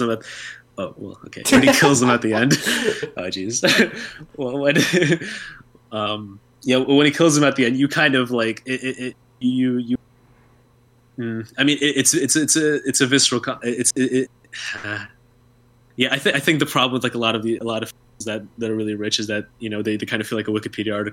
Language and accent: English; United States; being an American